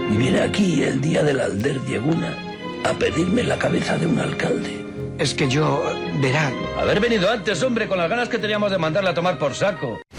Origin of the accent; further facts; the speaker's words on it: Vallecas, Community of Madrid, Spain; yo soy de Vallecas de toda la vida, pero luego me he enterado de que eso lo has dicho también en Villaverde, en Usera, en San Blas